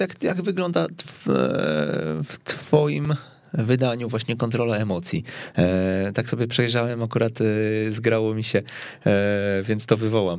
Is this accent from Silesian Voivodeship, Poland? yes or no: no; Kępno, Greater Poland, Poland; pochodzę z Kępna